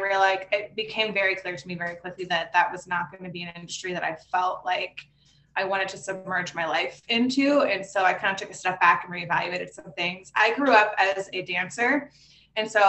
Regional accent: Pittsburgh, Pennsylvania, United States; moved away as an adult; now in Los Angeles, United States; I'm from Pittsburgh, Pennsylvania, originally.

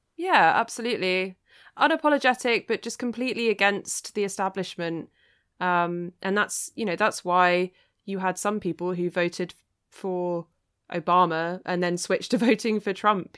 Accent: East Sussex, South East England, United Kingdom; growing up in East Sussex, I mean, that's, that's the kind of territory where you could stick a blue ribbon on a pig and they'd vote for it

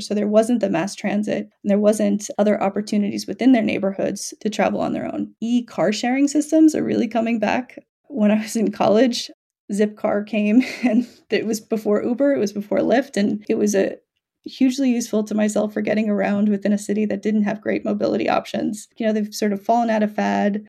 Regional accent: New York City, New York, United States; I'm from New York City.

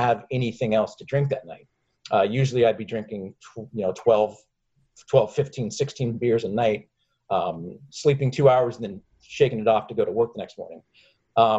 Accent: Seattle, Washington, United States; We lived up in Seattle

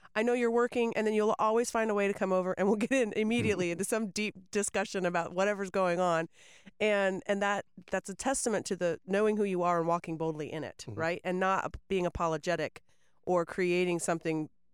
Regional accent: Winter Haven, Florida, United States; also born or lived in Auburndale; now in Lakeland, United States; I grew up in Winter Haven.

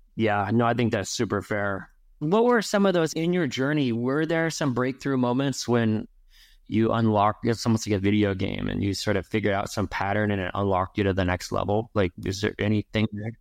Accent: Ventura, California, United States; I grew up in Ventura

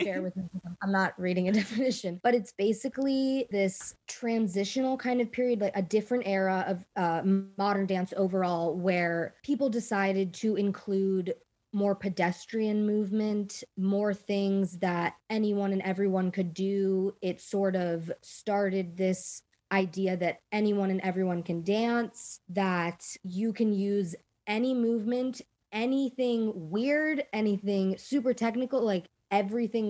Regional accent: Potomac, Maryland, United States; I'm from Potomac, Maryland

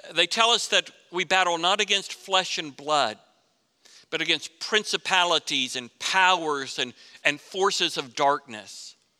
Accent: Florida, United States; Growing up in Florida

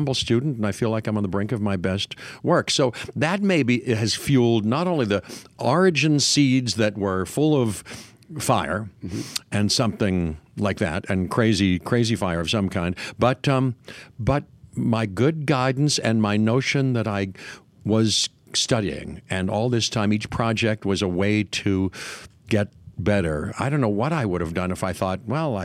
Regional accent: Pittsburgh, Pennsylvania, United States; moved away as an adult; also born or lived in California; I'm from Pittsburgh

